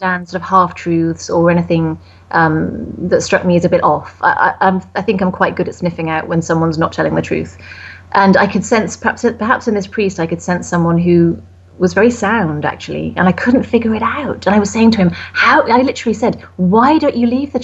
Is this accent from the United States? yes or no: no; United Kingdom; I'm British